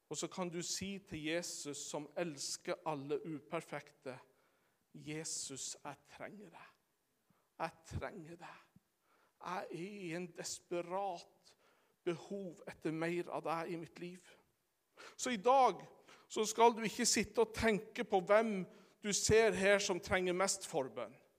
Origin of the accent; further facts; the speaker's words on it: Sommarøy, Troms, Norway; den gamle bedehussangen hjemme på Sommarøya på ettermøtene.